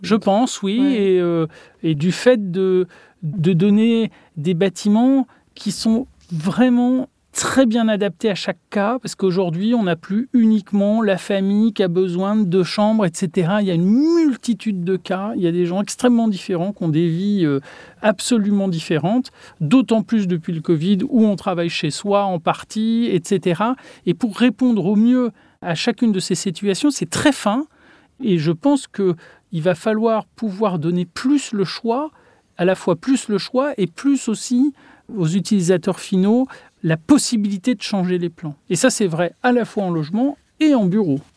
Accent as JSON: {"language": "French", "area": "Touraine", "region": "Centre-Val de Loire", "country": "France", "tie": "born or raised there", "said": "dans ma région d'origine, il y a une, architecture qui a une certaine douceur"}